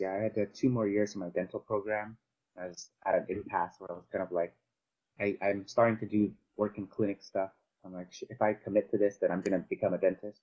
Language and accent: English; Vancouver, British Columbia, Canada; also born or lived in Cebu, Philippines; I'm from Canada. I, I grew up in Canada, in um, Vancouver.